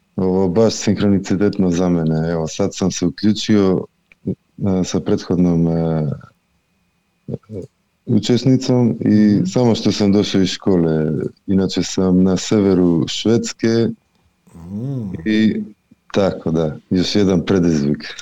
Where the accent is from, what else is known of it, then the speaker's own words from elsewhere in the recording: North Macedonia; moved away as an adult; now in Sweden; dolazim iz Makedonije, meni je i tamo bilo dobro, ali sam sledio ovdje u svoju suprugu.